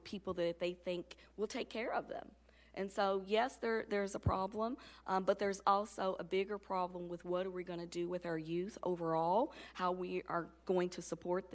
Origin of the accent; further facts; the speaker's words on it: Louisville, Kentucky, United States; I grew up in the Taylor Berry area in the Jacob neighborhood